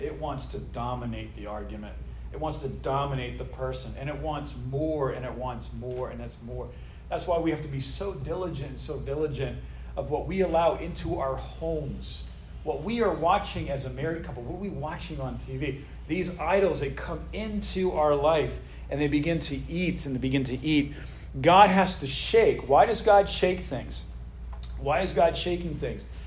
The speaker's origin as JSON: {"language": "English", "country": "United States", "said": "I'm an American patriot. I love the United States."}